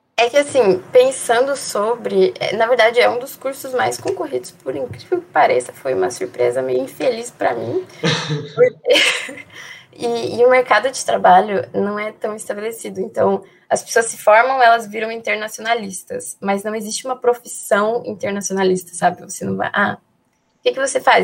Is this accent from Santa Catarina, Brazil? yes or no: yes; Palmitos, Santa Catarina, Brazil; also born or lived in Greece; Eu tenho 18 anos e sou de Palmites, Santa Catarina.